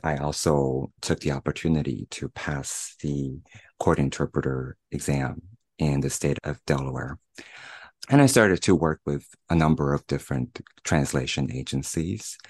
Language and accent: English; Shanghai, China; moved away as an adult; also born or lived in United States; returning to China, to Shanghai, my hometown